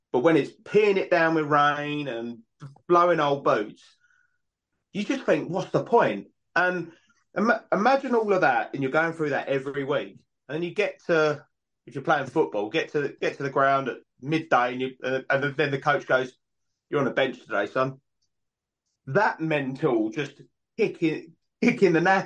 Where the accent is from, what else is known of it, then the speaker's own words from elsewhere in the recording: United Kingdom; we're British